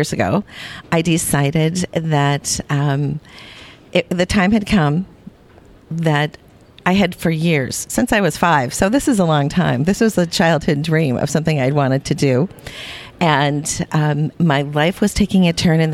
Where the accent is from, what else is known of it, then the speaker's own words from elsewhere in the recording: Minneapolis, Minnesota, United States; in my hometown here in the Twin Cities